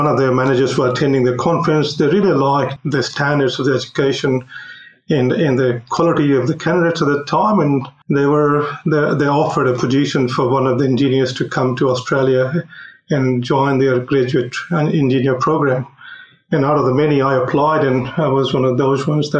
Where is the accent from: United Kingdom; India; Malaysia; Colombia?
India; moved away; the campus that I chose was in my hometown because my father wanted me to live closer to the home.